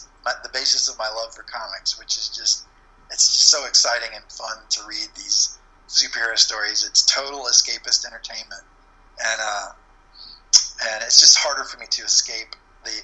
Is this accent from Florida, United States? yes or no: yes; Florida, United States; the comic book store in my town where I grew up in Florida didn't have them